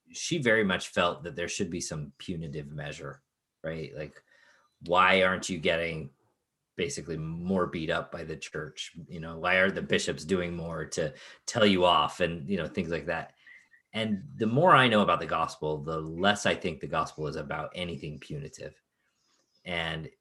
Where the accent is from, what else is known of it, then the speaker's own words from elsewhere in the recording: Chicago, Illinois, United States; When I was a kid, I grew up in Chicago